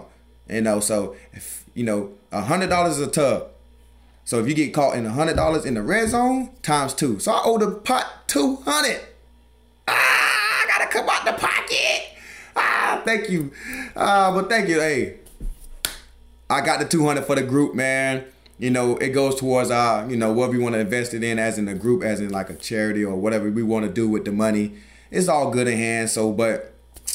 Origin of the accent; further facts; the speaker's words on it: the South, United States; I'm from the South